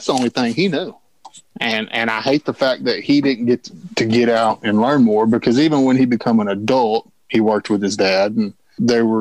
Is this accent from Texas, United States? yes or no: yes; Brady, Texas, United States; growing up in Brady, Texas